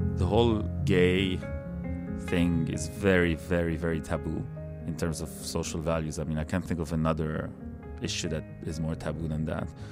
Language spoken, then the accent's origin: English; Lebanon; English is a second language; moved away as an adult; now in Canada; I feel like I'm as much a Canadian today that I am a Lebanese person